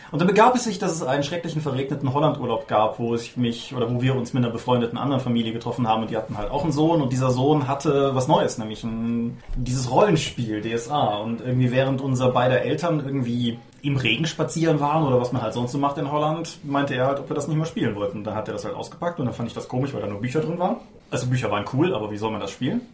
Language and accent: German; Eifel, North Rhine-Westphalia, Germany; das Eifeldorf, wo ich groß geworden bin